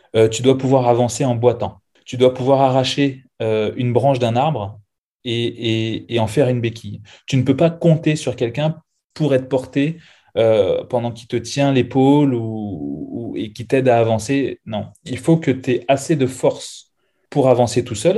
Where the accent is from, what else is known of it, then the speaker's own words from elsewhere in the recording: Seine-Saint-Denis, Île-de-France, France; moved away as an adult; also born or lived in La Désirade, Guadeloupe / Canada / United States; now in Bordeaux, France; j'ai grandi en France, dans le 93, certainement l'un des plus beaux départements de France